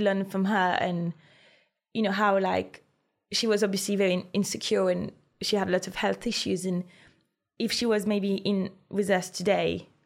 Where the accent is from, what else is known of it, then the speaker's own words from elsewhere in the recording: Brittany, France; But I'm from Brittany, where we do amazing sel de Guérande